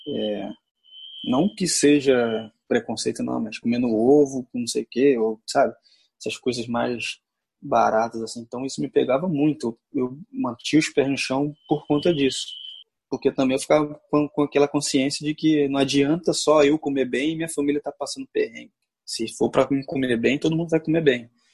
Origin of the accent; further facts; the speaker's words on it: Rio de Janeiro, Brazil; Nasci e fui criado na Rocinha